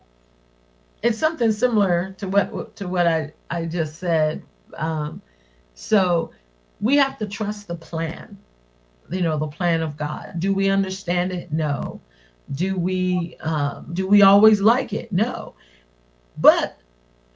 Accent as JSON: {"language": "English", "region": "West Virginia", "country": "United States", "said": "I'm from West Virginia"}